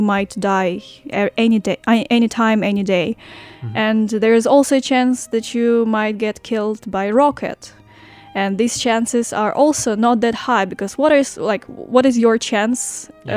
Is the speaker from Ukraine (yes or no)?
yes; Ukraine; moved away as an adult; now in Hualien, Taiwan; I am from Ukraine and uh, I came to Hualien, to Taiwan, almost uh, three months ago